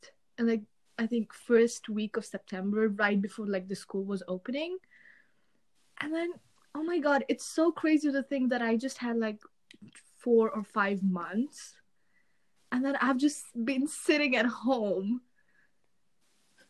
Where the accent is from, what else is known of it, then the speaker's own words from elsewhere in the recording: India; moved away as an adult; now in Austria; I'm Indian. I stayed there pretty much my entire life. And then I moved to Austria.